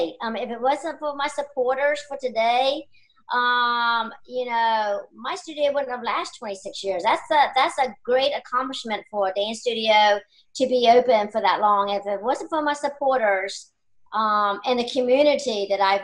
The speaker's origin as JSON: {"language": "English", "area": "York County", "region": "Virginia", "country": "United States", "tie": "born or raised there", "said": "I was born and raised here in York County"}